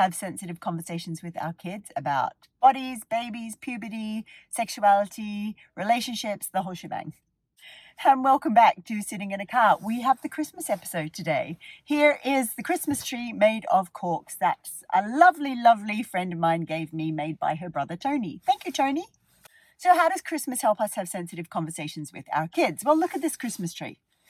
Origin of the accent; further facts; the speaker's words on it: Ireland; growing up in Ireland